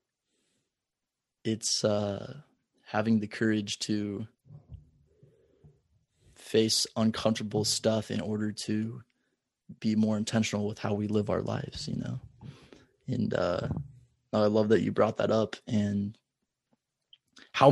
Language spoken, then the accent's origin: English; Omaha, Nebraska, United States; Omaha, my hometown.